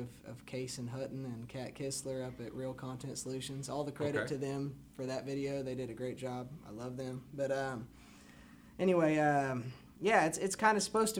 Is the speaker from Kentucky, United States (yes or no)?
no; Willis, Texas, United States; now in Conroe, United States; I'm from Willis. Grew up on the north end of Lake Conroe, but ever since I was 18, I've lived here in Conroe.